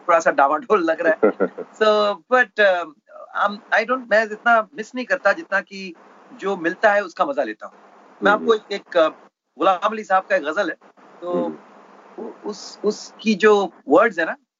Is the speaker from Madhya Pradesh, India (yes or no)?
no; Mumbai, Maharashtra, India; मैं बैंड्रा में जहाँ पला बड़ा